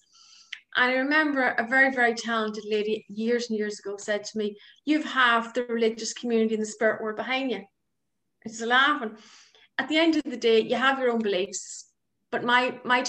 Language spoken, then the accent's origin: English; Ireland; moved away as an adult; now in Northern Ireland, United Kingdom; I'm originally from the Republic of Ireland